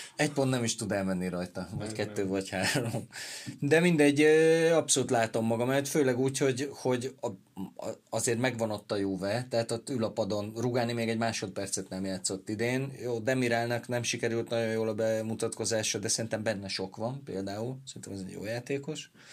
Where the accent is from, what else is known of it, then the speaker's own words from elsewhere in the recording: Veszprém, Veszprém County, Hungary; én Veszprémi vagyok